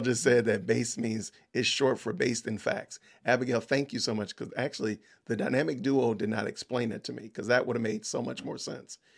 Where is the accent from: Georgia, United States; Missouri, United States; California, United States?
Georgia, United States; Atlanta; I'm from Atlanta